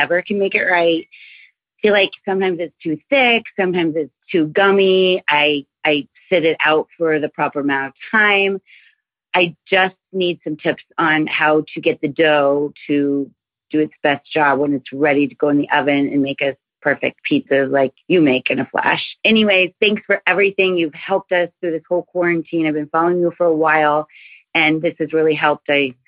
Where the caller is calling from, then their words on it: Cohasset, Massachusetts, United States; from Cohasset, Massachusetts.